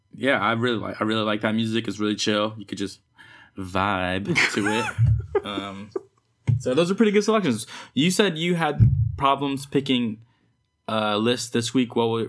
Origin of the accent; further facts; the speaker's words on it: the Bay Area, California, United States; I'm from the Bay, you know, and like I grew up listening to like the … and shit and like pre hyphy and hyphy and stuff.